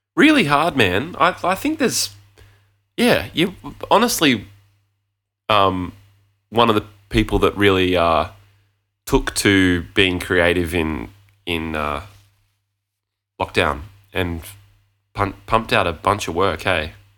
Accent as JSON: {"language": "English", "town": "Gold Coast", "region": "Queensland", "country": "Australia", "tie": "born or raised there", "moved": "yes", "said": "my friend Luke, who I grew up with on the Gold Coast"}